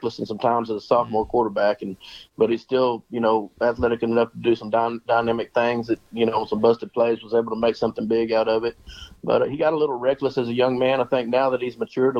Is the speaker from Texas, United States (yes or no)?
yes; Banks, Texas, United States; also born or lived in Harker Heights, Texas / La Vernia, Texas; now in Coleman, United States; I grew up 20 miles east of here in Banks.